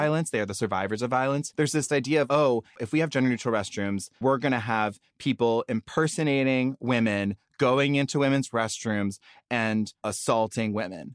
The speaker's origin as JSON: {"language": "English", "region": "the South", "country": "United States", "tie": "born or raised there", "moved": "yes", "lives_now": "Los Angeles, United States", "said": "I grew up in the South, and sissy is kind of like cute slang for sister"}